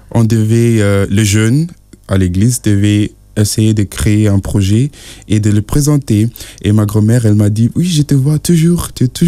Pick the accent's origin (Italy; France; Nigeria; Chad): Nigeria; parce que je suis de, de Nigeria, je, je, vis avec ma grand-mère.